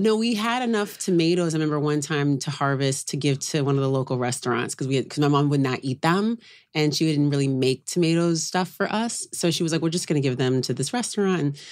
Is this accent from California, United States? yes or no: yes; Oakland, California, United States; now in New York, United States; I grew up in Oakland